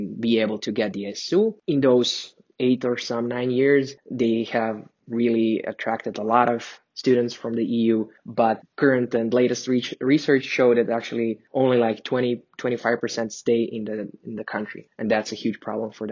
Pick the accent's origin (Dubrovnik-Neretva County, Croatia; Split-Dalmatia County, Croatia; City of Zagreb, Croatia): City of Zagreb, Croatia; Zagreb; moved away as an adult; now in Copenhagen, Denmark; I'm from Croatia, Zagreb, the main capital of Croatia.